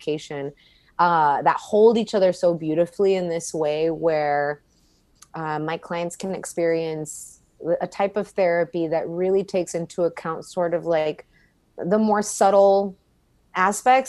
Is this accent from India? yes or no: no; Laredo, Texas, United States; moved away as an adult; also born or lived in San Antonio; now in Austin, United States; I grew up in Laredo most of my life, or all of my life, actually, until I turned 18.